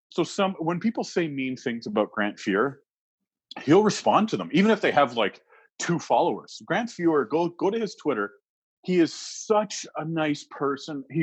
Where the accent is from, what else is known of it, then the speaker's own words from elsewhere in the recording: Canada; So even if somebody was a Trump fan, as a Canadian, that's a human being.